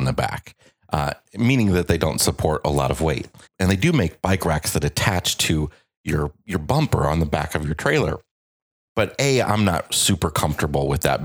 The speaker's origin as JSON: {"language": "English", "country": "United States", "tie": "born or raised there", "moved": "yes", "said": "we are coming to you this week from the Quad Cities, my hometown"}